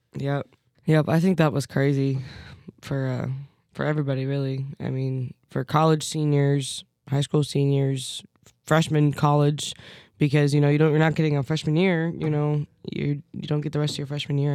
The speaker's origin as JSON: {"language": "English", "town": "Fairview Heights", "region": "Illinois", "country": "United States", "tie": "born or raised there", "moved": "yes", "said": "my hometown, Fairview Heights, Illinois"}